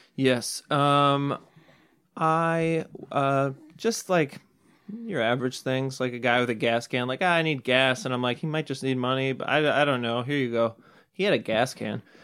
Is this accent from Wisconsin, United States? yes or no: yes; suburb of Madison, Wisconsin, United States; I'm from a small suburb of Madison